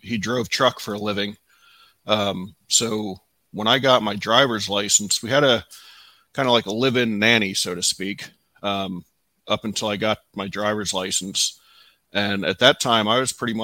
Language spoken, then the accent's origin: English; Reading, Pennsylvania, United States; also born or lived in Florida; I was born in Reading, Pennsylvania, back in July of 1969